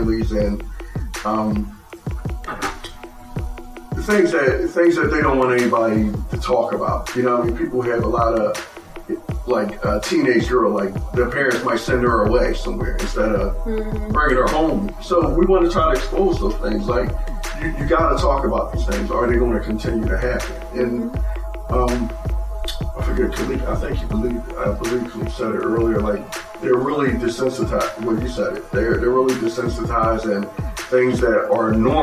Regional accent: Philadelphia, Pennsylvania, United States; when we were growing up in South Philly

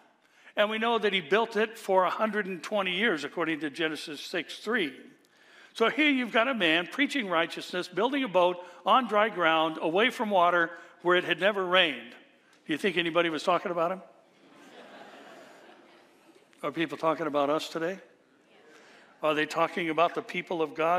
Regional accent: California, United States; also born or lived in Orange County, California; I'm from California

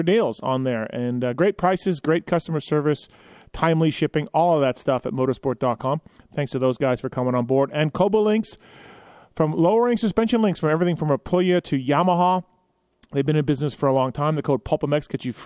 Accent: Canada; I'm Canadian

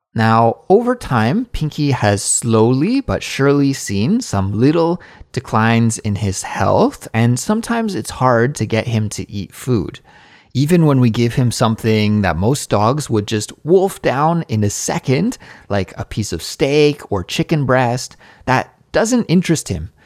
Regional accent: Canada; now in South Korea; as a Canadian living abroad in South Korea

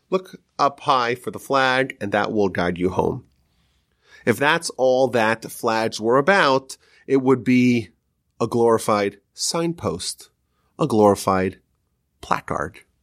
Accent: United States

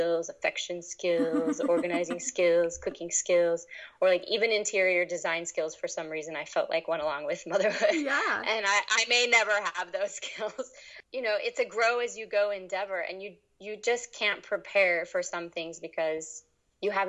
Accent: East Coast, United States; also born or lived in New York City; I grew up mostly on the East Coast

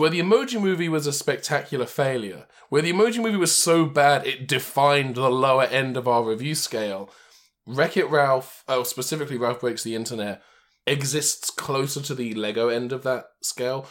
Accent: England, United Kingdom; moved away; my hometown back in England

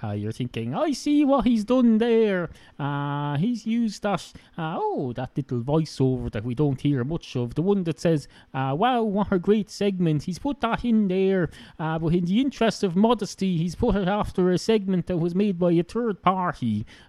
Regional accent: Ireland; accent: Irish hybrid (Wicklow, Dublin, Kildare); I used to have a Wicklow accent. Then I had a bit of a Dublin accent, except not quite. Then I had a Kildare accent. Then I had all sorts of... now I have a hybrid.

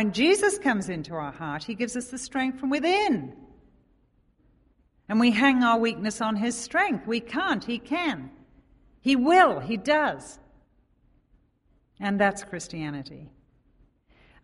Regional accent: England, United Kingdom; moved away as an adult; now in Oconomowoc, United States; we live in Oconomowoc, we're from England

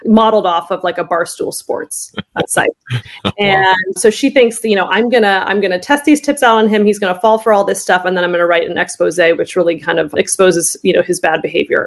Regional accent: Orange County, Southern California, United States; moved away as an adult; also born or lived in Los Angeles, United States; now in Maryland, United States; I grew up in California, in Southern California, Orange County area

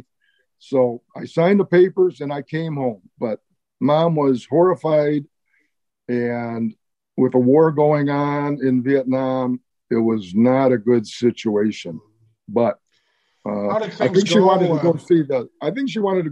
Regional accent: Chicago, Illinois, United States; moved away as an adult; also born or lived in Milwaukee; I grew up in Chicago, born in 1944, grew up on the north side of Chicago

